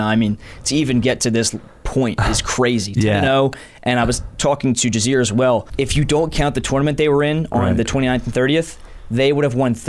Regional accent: Woodbury, New Jersey, United States; born or raised there

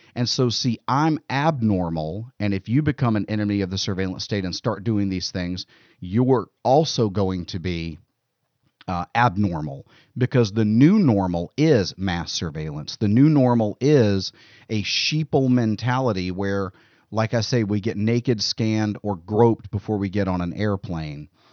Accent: United States; as American citizens

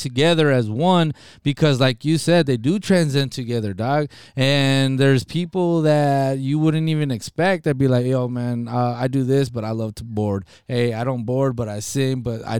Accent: Nogales, Arizona, United States; also born or lived in Rio Rico; Big shout outs to the city of Nogales, to my hometown

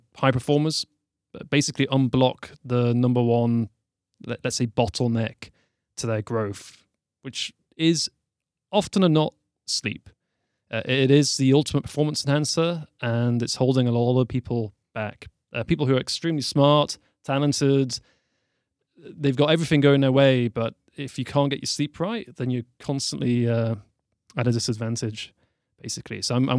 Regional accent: Newcastle, North East England, United Kingdom; also born or lived in London; But I am from Newcastle. I'd say it's in the north of England. It's quite close to Scotland. And probably the best way to describe it, like I lived in London for 10 years.

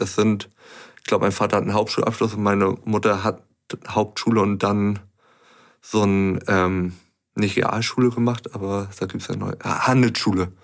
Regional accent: Hamburg, Germany; also born or lived in Pinneberg; ich bin in Hamburg geboren, aufgewachsen ja.

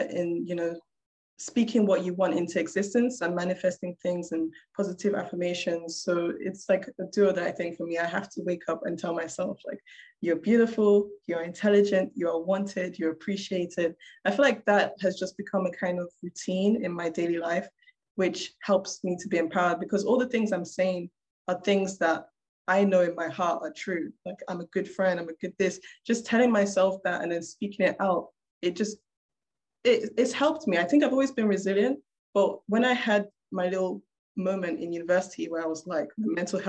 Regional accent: Nigeria; I am a Black woman. I'm a Nigerian woman in engineering, in robotics.

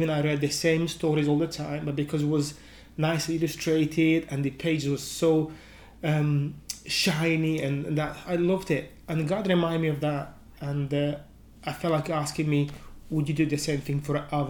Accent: Moldova; moved away as an adult; now in United Kingdom; I'm originally from Moldova, which is an Eastern European country, a very small country, probably about 2.5, near 3 million people. but I've been living in the UK for over

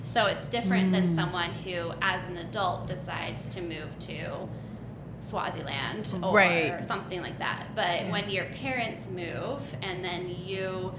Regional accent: Uzbekistan; I grew up in Central Asia. I moved there when I was 6 years old, and I did all of my schooling and growing up years in this tiny country in the middle of nowhere that no one knows the name of.

